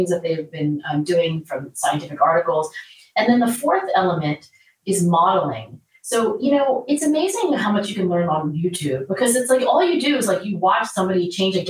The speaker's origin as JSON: {"language": "English", "town": "Philadelphia", "region": "Pennsylvania", "country": "United States", "tie": "born or raised there", "said": "my hometown of Philadelphia"}